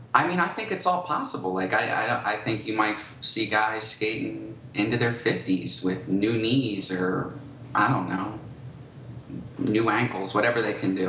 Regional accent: Philadelphia, Pennsylvania, United States; growing up in Philadelphia

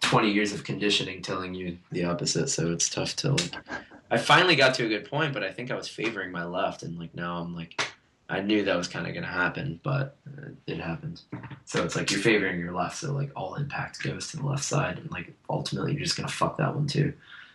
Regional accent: Rochester, New York, United States; And because I come from Rochester, which is like very snowy

